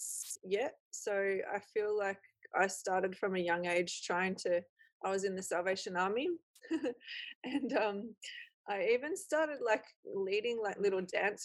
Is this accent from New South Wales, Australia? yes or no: no; Echuca, Victoria, Australia; now in Doveton, Australia; I lived in country Victoria, and mostly around Echuca